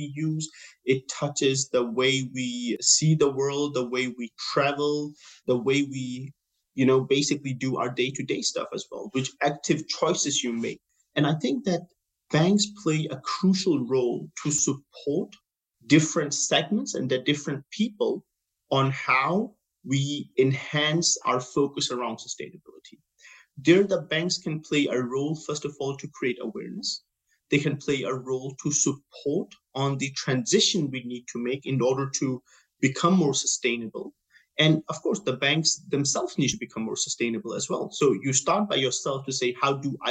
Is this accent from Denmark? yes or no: yes; Denmark; moved away as an adult; now in Abu Dhabi, United Arab Emirates; my background is that I'm from Denmark and I work in a Nordic market for most